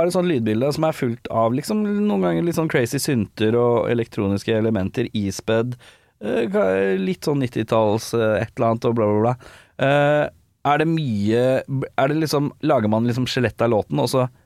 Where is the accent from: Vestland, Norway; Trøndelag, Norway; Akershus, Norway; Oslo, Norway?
Oslo, Norway; Jeg er fra Oslo sentrum.